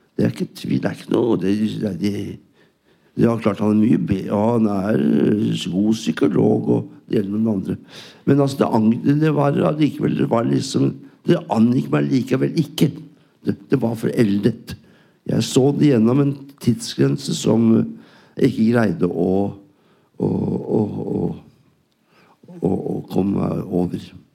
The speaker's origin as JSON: {"language": "Norwegian", "country": "Norway", "said": "jeg er norsk"}